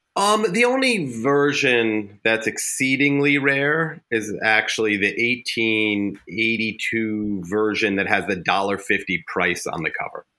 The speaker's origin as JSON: {"language": "English", "area": "Westchester County", "region": "New York", "country": "United States", "tie": "born or raised there", "also_born_or_lived": "Manhattan, New York", "said": "I grew up in Westchester County, New York, and then lived in Manhattan by far the majority of my life"}